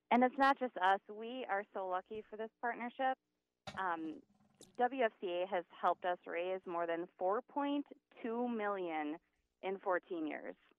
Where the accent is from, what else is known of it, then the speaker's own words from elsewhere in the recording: Hortonville, Wisconsin, United States; also born or lived in Neenah, Wisconsin; I went to Hortonville High School